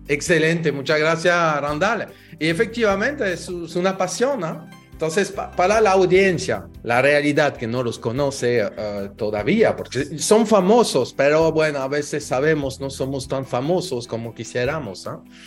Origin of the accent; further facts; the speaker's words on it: France; now in Dominican Republic; yo soy francés, pero ya dominicanizado desde hace mucho tiempo